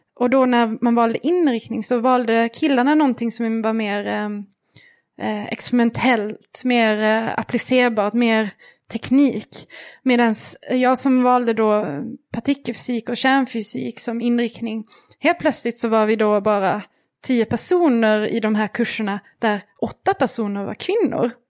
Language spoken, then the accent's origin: Swedish; Malmö, Skåne, Sweden; moved away as an adult; also born or lived in Switzerland; när jag flyttade ifrån Malmö där jag växte upp